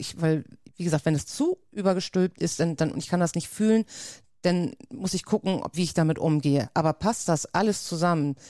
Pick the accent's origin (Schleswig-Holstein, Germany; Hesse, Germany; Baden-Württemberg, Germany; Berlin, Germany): Schleswig-Holstein, Germany; accent: norddeutsch; also born or lived in Lübeck; ich komme aus Schleswig-Holstein, liegt ja ganz dicht bei Hamburg